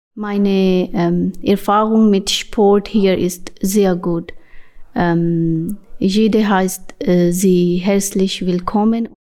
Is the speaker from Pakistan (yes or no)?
yes; Pakistan; German is a second language; moved away as an adult; now in Hamburg, Germany; ich komme aus Pakistan in 2019. Äh, ich wohne hier in Eimsbüttel, Hamburg.